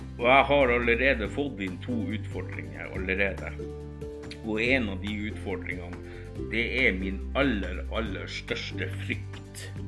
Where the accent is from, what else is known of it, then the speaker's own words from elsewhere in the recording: Northern Norway, Norway; jeg er nordlending